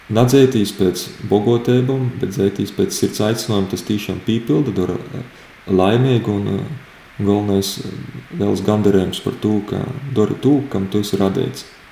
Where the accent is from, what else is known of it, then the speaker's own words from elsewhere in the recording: Daugavpils, Latgale, Latvia; Es pats nāku no Daugopils, dzimto pilsēta Daugopils